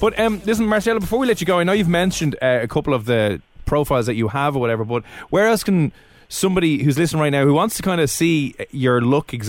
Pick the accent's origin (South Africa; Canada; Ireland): Ireland; we're Irish